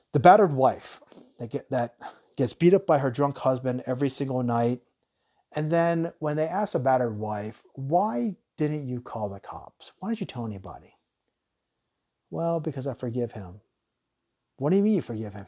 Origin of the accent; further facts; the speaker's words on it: Tucson, Arizona, United States; I grew up in Tucson, Arizona